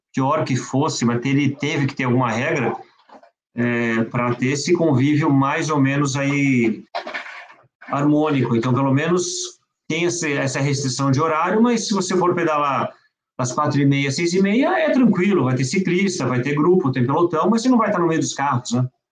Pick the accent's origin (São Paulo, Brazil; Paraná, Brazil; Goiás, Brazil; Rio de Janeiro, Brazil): São Paulo, Brazil; also born or lived in France; a minha vida dentro do Pinheiros, que eu sempre pratiquei esporte no Pinheiros, moro, mora, morava quando era pequeno e moro ainda